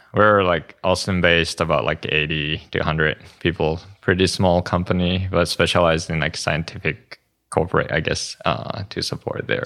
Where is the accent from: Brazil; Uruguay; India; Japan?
Japan; moved away; I'm from Japan